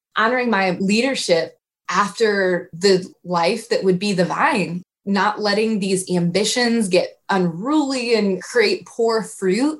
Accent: Iowa, United States; now in Indianapolis, United States; I'm from Iowa originally.

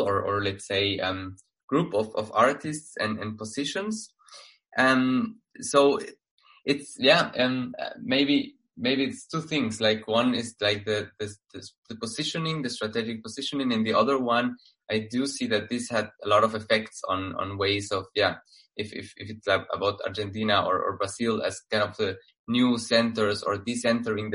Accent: Guatemala; now in Berlin, Germany; from Guatemala, living in Berlin.

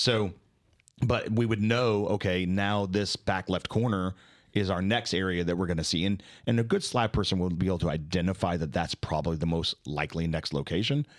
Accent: Dallas, Texas, United States; I'm from Dallas

